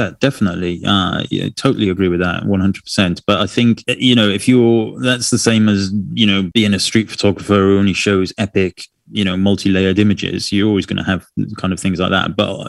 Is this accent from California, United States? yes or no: yes; San Diego, California, United States; Anyway, I am from San Diego, California, and I mostly photograph documentary style of family in everyday life.